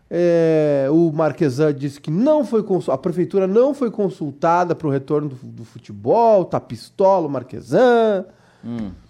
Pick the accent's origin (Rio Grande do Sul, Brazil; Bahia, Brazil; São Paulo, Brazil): Rio Grande do Sul, Brazil; Cachoeirinha; É porque eu sou de Cachoeirinha, né? Tu sabe que Gravataí e Cachoeirinha é tipo Brasil e Argentina.